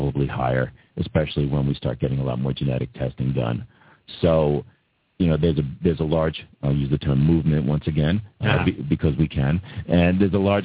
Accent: Massapequa, New York, United States; born or raised there

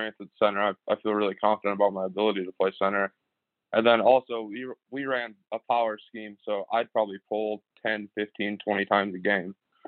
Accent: Eau Claire, Wisconsin, United States; moved away as an adult; now in Sioux Falls, United States; I grew up in Eau Claire, Wisconsin, lived there my whole life till I came out here.

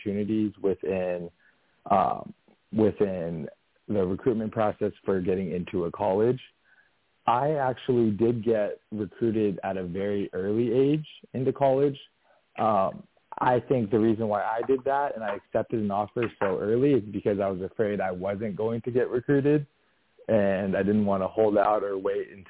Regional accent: San Diego, California, United States; also born or lived in Los Angeles, California; I was born and raised in San Diego, California

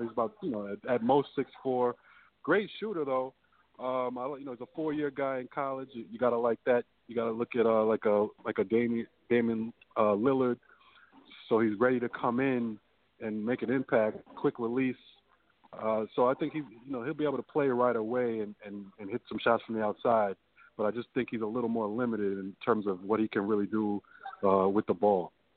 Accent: New York City, New York, United States; Brooklyn, so it's in my hometown

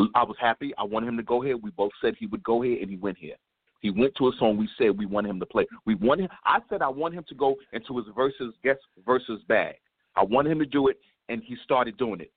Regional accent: New York City, New York, United States

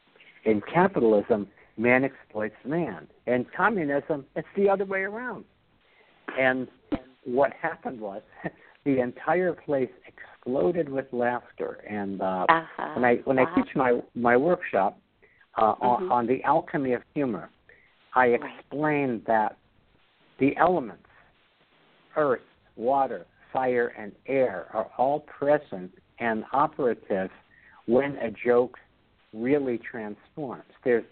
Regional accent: Brooklyn, New York, United States; I speak the King's English because I'm from Kings County.

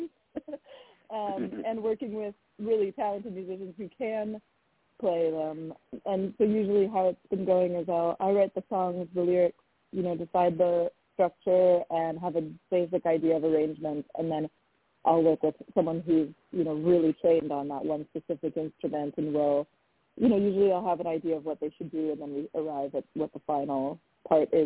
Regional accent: outside of Minneapolis, Minnesota, United States; moved away as an adult; also born or lived in Italy; now in Los Angeles, United States; I grew up in Minnesota, so you're not too far from my hometown.

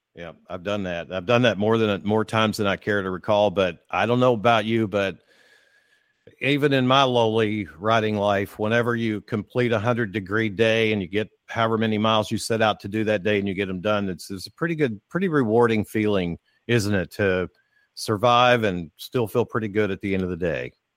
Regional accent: Kentucky, United States; moved away as an adult; now in Florida, United States; I'm from Kentucky, lived there till I moved to Florida nine years ago

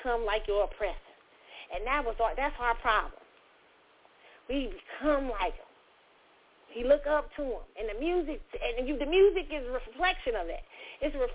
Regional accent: United States; We are American. We in the soil

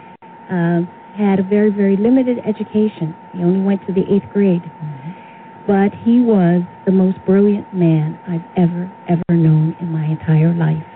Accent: Philadelphia, Pennsylvania, United States; I was born in West Philadelphia, but most of my formative years were spent in North Philadelphia, in the place that was called the jungle, when I grew up in between two projects

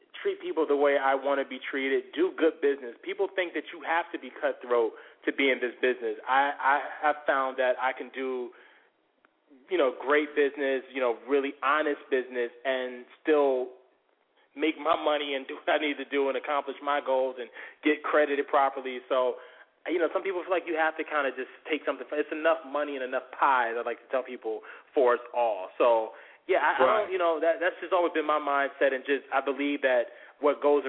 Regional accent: Norfolk, Virginia, United States; born or raised there

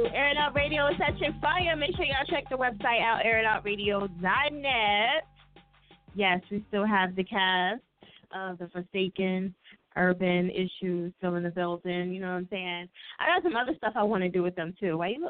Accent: New Jersey, United States; I'm from Jersey, so.

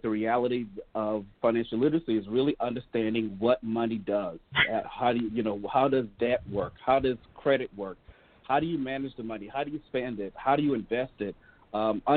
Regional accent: Hollywood, South Carolina, United States; moved away as an adult; now in Milwaukee, United States; I was born and raised in Hollywood, South Carolina, right outside of Charleston. So I'm definitely a Southern guy.

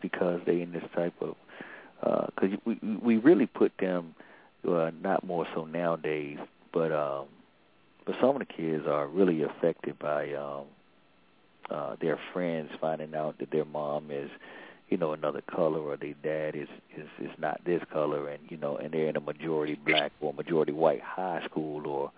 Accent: Atlanta, Georgia, United States; now in Maryland, United States; I'm from Atlanta, and that's all, that's how we address each other. But here in Maryland, in the D.C. area

